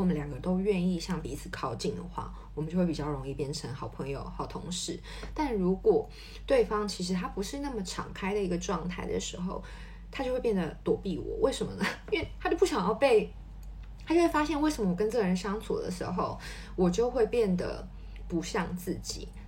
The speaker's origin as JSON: {"language": "Chinese", "country": "Taiwan", "moved": "yes", "lives_now": "Paris, France", "said": "那我觉得过去的我在台湾，我可能就是很少有这种，嗯，比如说同侪压力、同事之间的压力，或是在职场上面的压力。不过呢，我搬来巴黎之后"}